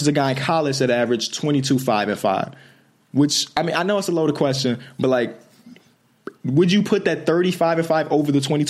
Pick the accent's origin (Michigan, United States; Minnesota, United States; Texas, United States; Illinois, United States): Illinois, United States; Chicago; me and …, we're from Chicago